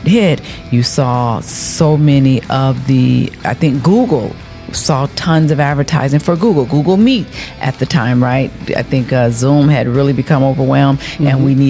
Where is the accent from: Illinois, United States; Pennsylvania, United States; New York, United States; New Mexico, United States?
Illinois, United States; Chicago; I'm from Chicago, downtown Chicago.